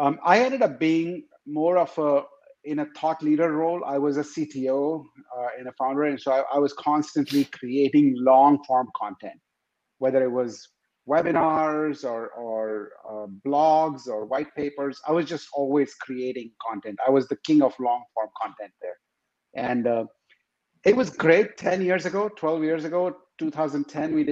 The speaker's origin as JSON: {"language": "English", "country": "India", "moved": "as an adult", "lives_now": "Seattle, United States", "said": "I am originally from India"}